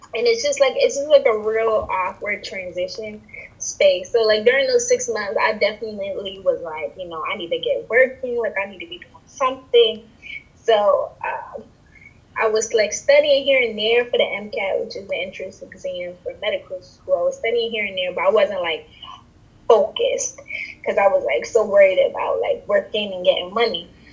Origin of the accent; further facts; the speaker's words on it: New York City, New York, United States; I'm born in the Bronx. I was raised in the Bronx. I have origins from Trinidad